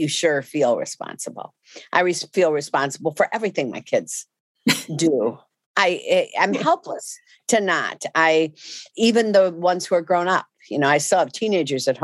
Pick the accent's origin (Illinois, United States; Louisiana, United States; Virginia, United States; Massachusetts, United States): Illinois, United States; Chicago; I grew up in Chicago, on the west side of Chicago